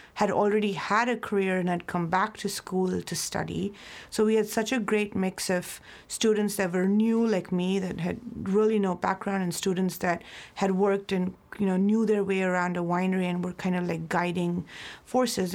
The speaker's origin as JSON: {"language": "English", "town": "Mumbai", "region": "Maharashtra", "country": "India", "tie": "born or raised there", "also_born_or_lived": "New Zealand", "moved": "as an adult", "lives_now": "Napa Valley, United States", "said": "I'm born and raised in Mumbai, India"}